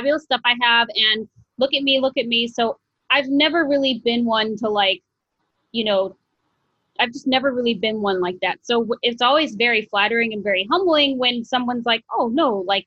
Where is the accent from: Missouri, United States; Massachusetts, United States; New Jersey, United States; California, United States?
Missouri, United States; St. Louis; moved away as an adult; now in New York City, United States; I was actually born and raised in St. Louis